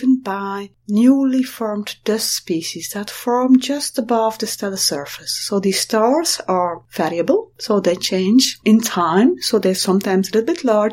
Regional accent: Belgium; I'm from Belgium

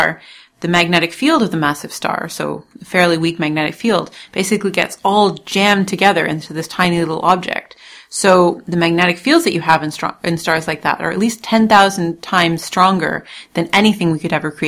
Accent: Toronto, Ontario, Canada; moved away as an adult; also born or lived in Munich, Germany; now in Leiden, Netherlands; I'm originally from Canada, from Toronto, where I was born, raised there, and I went to university there

